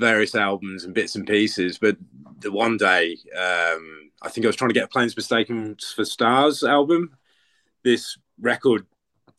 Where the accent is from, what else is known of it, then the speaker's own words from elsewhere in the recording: Birmingham, West Midlands, United Kingdom; I'm from Birmingham